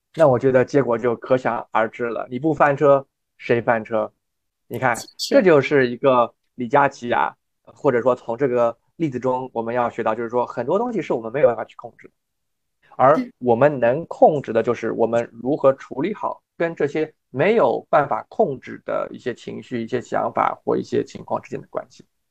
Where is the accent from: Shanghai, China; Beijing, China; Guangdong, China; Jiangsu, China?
Shanghai, China; also born or lived in Michigan, United States / North Carolina, United States; now in New York, United States; 我自己呢是中国上海长大的